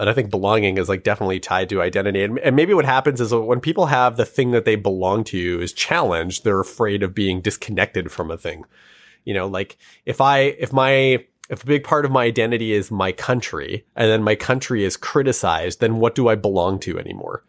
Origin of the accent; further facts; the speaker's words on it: Canada; our country also has a really dark history